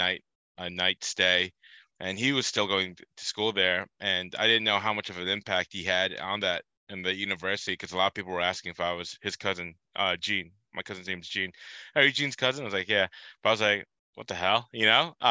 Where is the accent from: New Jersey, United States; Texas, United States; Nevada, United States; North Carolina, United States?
New Jersey, United States; I grew up in New Jersey